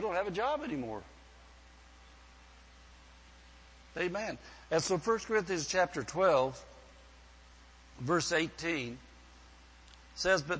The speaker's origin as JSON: {"language": "English", "region": "the Bible Belt", "country": "United States", "lives_now": "California, United States", "said": "one of the biggest things that surprised me when I came to California, we came from the Bible Belt, and things were a little different out there."}